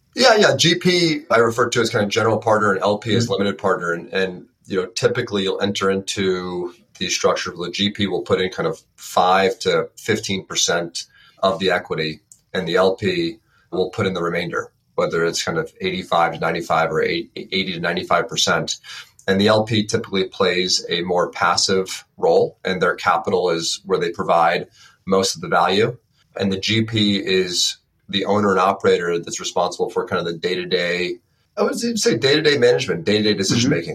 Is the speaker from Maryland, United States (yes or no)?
no; Westchester County, New York, United States; I'm from Westchester County so about an hour north of the ah, city